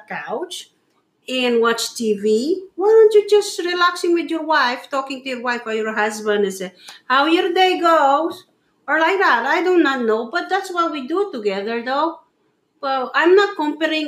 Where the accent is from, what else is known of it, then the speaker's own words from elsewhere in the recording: Philippines; moved away; as a Filipino, you know, from I'm from the Philippines